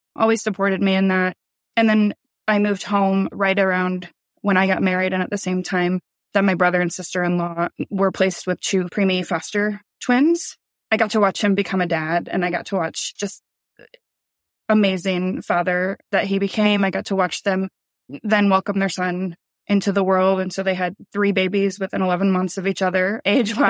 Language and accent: English; Iowa, United States; We grew up in Iowa.